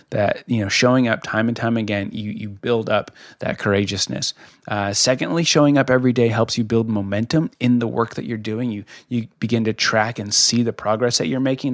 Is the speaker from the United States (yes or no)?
yes; Colorado, United States; moved away; I'm from Colorado originally